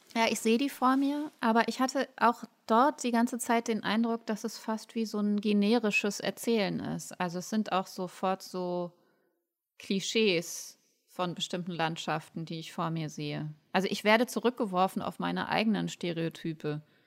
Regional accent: Ruhr area, North Rhine-Westphalia, Germany; Ich komme aus dem Ruhrgebiet

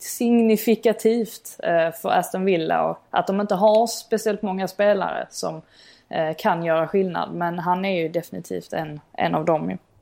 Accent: Sweden; now in England; hemma i Sverige.

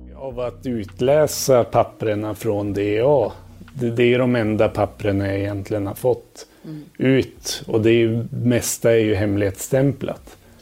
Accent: Njurunda, Västernorrland County, Sweden; also born or lived in Thailand; now in Stockholm, Sweden; Jag växte upp i Njurunda utanför Sundsvall.

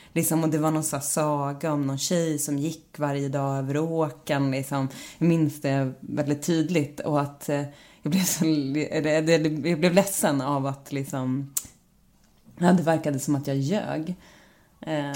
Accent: Stråtjära, Gävleborg County, Sweden; also born or lived in Bollnäs; now in Stockholm, Sweden; jag är ju liksom norrlänning i grund och botten och eh, har växt upp i väldigt liksom eh, en stor del så bodde jag i ett hus som satt ihop med en laggård

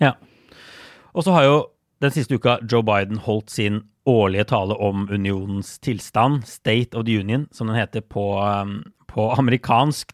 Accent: Norway; moved away as an adult; now in New York, United States; hjemme i Norge

